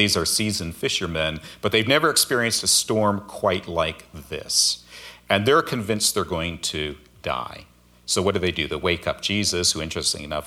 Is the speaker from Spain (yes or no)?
no; Alberta, Canada; moved away as an adult; also born or lived in Seattle area, United States; now in Seattle, United States; I grew up in Alberta, so I'm kind of used to cold winters, but the last few decades I've been in the Seattle area